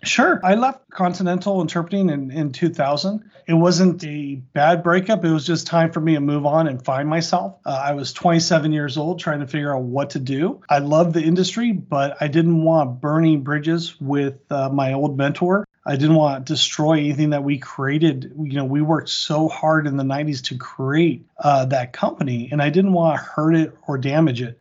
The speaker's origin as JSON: {"language": "English", "area": "Orange County", "region": "Southern California", "country": "United States", "tie": "born or raised there", "also_born_or_lived": "Montana", "said": "I actually grew up in, uh, Southern California, Orange County"}